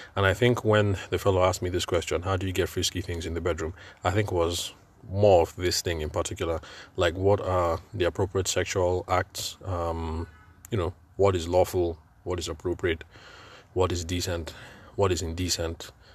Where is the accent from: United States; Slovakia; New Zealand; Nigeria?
Nigeria; I'm Nigerian and I'm podcasting from Nigeria